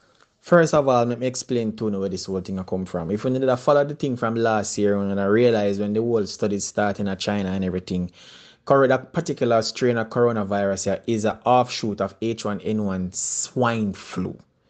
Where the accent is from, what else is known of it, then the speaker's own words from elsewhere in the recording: Jamaica; I'm very Jamaican, and as much as me possibly can make it understandable for all of you.